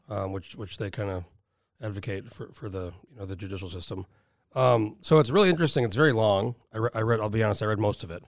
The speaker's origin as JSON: {"language": "English", "region": "New Mexico", "country": "United States", "tie": "born or raised there", "also_born_or_lived": "San Diego, California", "moved": "as an adult", "lives_now": "Alaska, United States", "said": "So I spent my whole, up until I was nineteen when I moved to Alaska, New Mexico."}